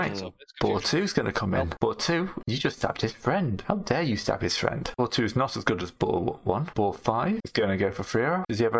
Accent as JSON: {"language": "English", "town": "Stoke-on-Trent", "region": "West Midlands", "country": "United Kingdom", "said": "I come from Stoke."}